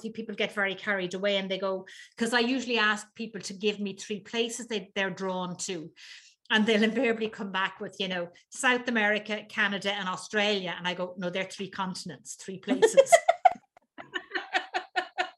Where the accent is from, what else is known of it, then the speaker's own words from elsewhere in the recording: Dublin, Leinster, Ireland; I was born in Dublin.